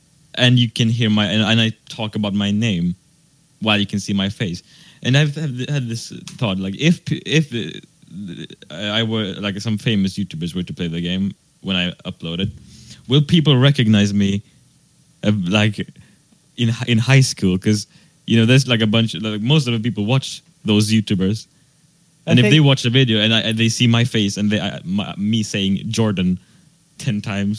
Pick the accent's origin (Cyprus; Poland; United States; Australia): Australia; Yeah, I'm from Australia.